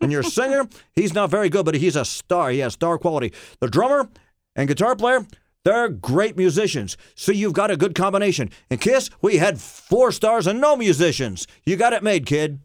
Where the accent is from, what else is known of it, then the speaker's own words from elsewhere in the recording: Barnesville, Ohio, United States; I was brought up in Barnesville, Ohio